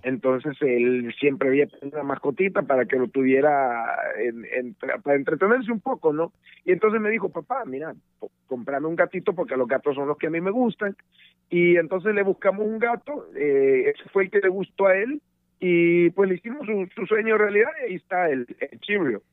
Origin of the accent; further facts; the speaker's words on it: El Salvador; moved away as an adult; desde El Salvador, mi país de origen